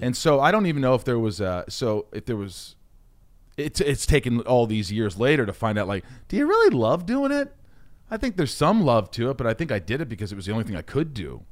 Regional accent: southern Indiana, United States; also born or lived in Oceanside, New York / Connecticut; I really grew up in Indiana from the time I was eight

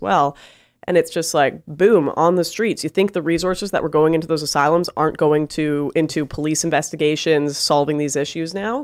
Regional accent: Canada; I'm from Canada

